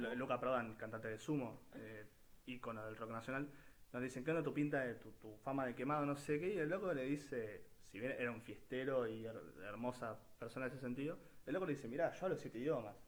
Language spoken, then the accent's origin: Spanish; Argentina; argentinos que aparecemos en el mundo